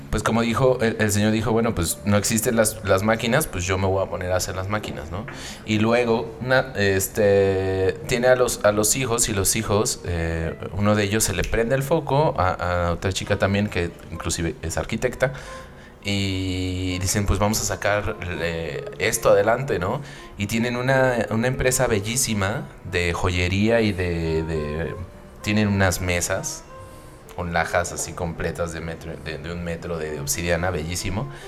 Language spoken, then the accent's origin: Spanish; Mexico; Y de la familia y luego a nosotros mismos como mexicanos, ¿no?